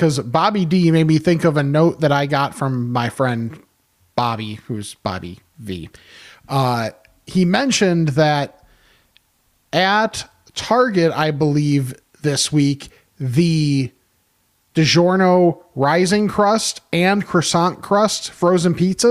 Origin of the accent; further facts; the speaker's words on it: Homewood, Illinois, United States; moved away as an adult; now in Netherlands; I'm originally from Homewood, graduated from HF, and have two brothers who still live there. Currently, I live in Europe, specifically the Netherlands, and have for about the last 23 years.